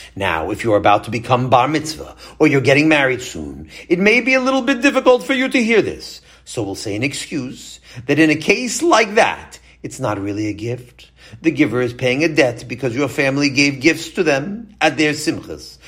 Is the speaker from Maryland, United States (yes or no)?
yes; Baltimore, Maryland, United States; I was born in America, but I was in the company of European Jews. Baltimore was almost all European Jews then